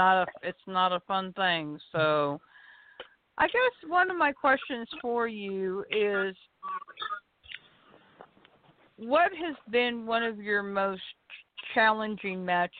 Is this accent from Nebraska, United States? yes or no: no; Kansas, United States; now in Arkansas, United States; I may be in Arkansas now, but yes, originally you are talking to a Kansas girl. I am from Kansas originally. I moved to Arkansas in 1988, but yes, I'm originally from Kansas myself.